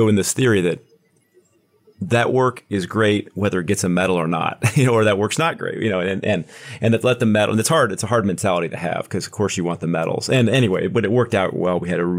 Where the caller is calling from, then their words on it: Kansas City, Missouri, United States; I am in Kansas City, right on the border of Kansas and Missouri, sitting on the Missouri side is where the office is today.